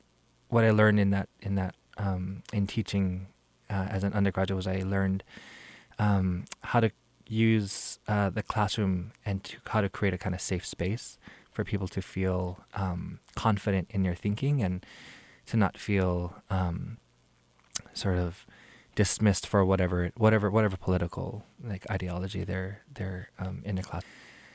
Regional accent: Hawaii, United States; my experience growing up in Hawaii

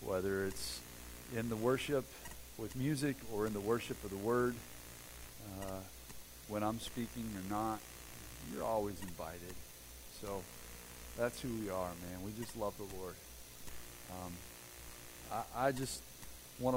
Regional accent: Xenia, Ohio, United States; I'm from Xenia, Ohio, which, if you know anything about Xenia, Ohio's history, you know, tornadoes are pretty much part of our daily life

